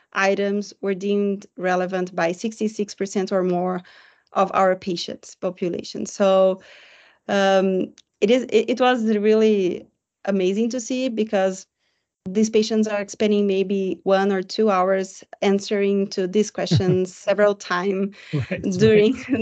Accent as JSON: {"language": "English", "country": "Brazil", "said": "I am a psychologist from Brazil."}